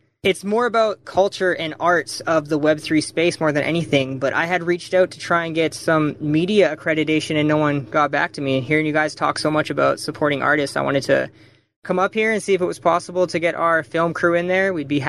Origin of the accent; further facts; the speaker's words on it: Vancouver, British Columbia, Canada; we are from Vancouver, just currently got over the border.